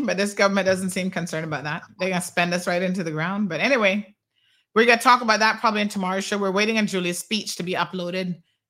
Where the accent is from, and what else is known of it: Cayman Islands